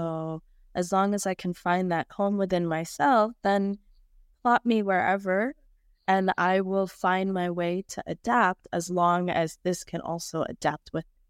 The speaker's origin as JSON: {"language": "English", "region": "Michigan", "country": "United States", "tie": "born or raised there", "also_born_or_lived": "New York / Atlanta", "lives_now": "Phoenix, United States", "said": "No, I lived in Atlanta. Well, I grew up in Michigan. Oh. I lived in New York. I lived in Atlanta."}